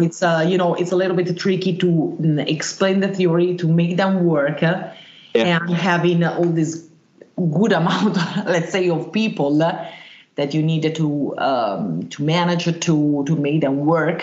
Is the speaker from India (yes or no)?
no; Milan, Lombardy, Italy; I was born in Italy, in uh, in Mailand